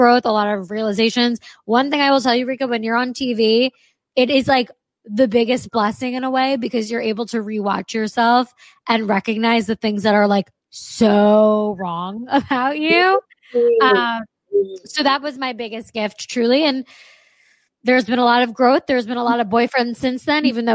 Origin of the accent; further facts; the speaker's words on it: New York, United States; moved away as an adult; also born or lived in Los Angeles; I was raised in New York